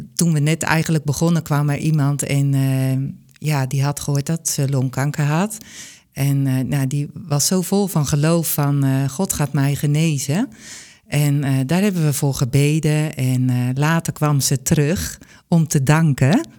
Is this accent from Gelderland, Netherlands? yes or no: no; Bunschoten, Utrecht, Netherlands; uiteindelijk ben ik in Bunschoten geboren